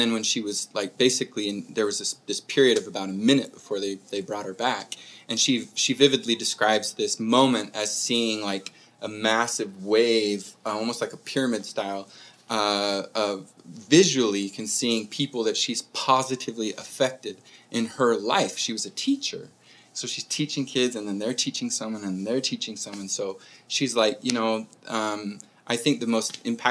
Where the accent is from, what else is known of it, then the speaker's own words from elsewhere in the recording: Murray, Utah, United States; I grew up in Murray, Utah